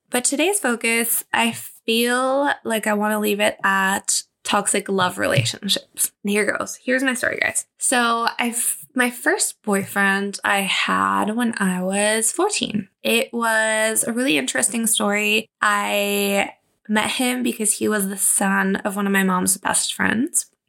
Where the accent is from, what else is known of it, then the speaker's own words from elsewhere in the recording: Mexico; also born or lived in Germany; I didn't date for the longest time because obviously I moved to Germany and then I moved back to my hometown. Well, not where my parents were living. And then I tried to finish high school really fast to get out of there and move to Mexico City